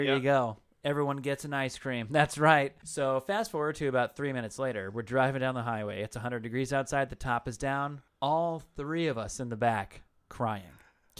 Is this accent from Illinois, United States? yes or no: no; Washington, United States; We used to live, I grew up in Eastern Washington. And if you don't know, up in the Pacific Northwest, the Seattle area where I really grew up is luscious green rain